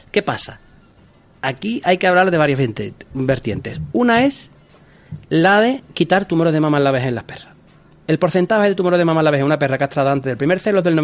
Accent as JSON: {"language": "Spanish", "town": "Cádiz", "region": "Andalusia", "country": "Spain", "said": "fíjate, yo soy de Cádiz, en Cádiz es una ciudad igual."}